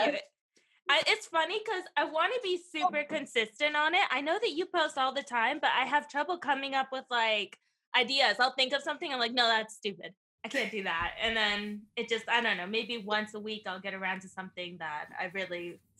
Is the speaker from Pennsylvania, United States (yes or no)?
no; California, United States